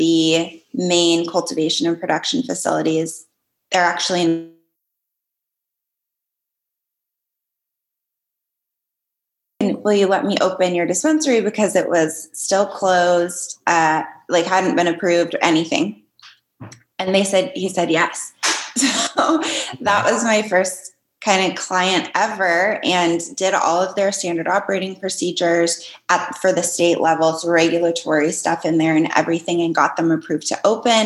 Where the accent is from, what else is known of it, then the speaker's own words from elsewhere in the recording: Las Vegas, Nevada, United States; now in New York, United States; I'm from Vegas and now in New York